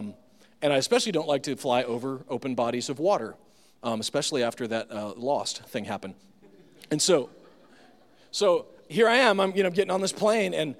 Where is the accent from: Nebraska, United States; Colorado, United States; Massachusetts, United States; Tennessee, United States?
Nebraska, United States; I'm from Nebraska